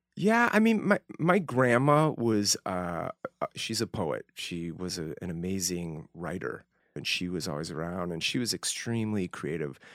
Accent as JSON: {"language": "English", "town": "Northbrook", "region": "Illinois", "country": "United States", "tie": "born or raised there", "also_born_or_lived": "Evanston, Illinois / Utah", "moved": "as an adult", "said": "a little town called Northbrook, a suburban Chicago, uh, northern suburbs of Chicago. beautiful place. I was born in Evanston Hospital. Um, yeah, first 18 years of my life in Northbrook, Illinois"}